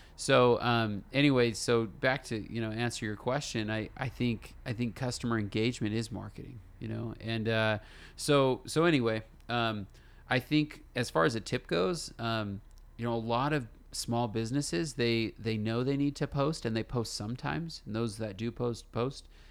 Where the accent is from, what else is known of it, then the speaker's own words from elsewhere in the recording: California, United States; moved away as an adult; now in Utah, United States; me and my wife, we're from California, and we moved, uh, to Utah